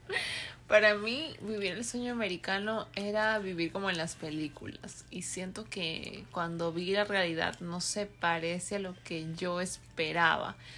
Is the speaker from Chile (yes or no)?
no; Peru; moved away as an adult; also born or lived in California; now in United States; cuatro años viviendo aquí, soy peruana, y pensé que una vez que había terminado mi carrera allá en Perú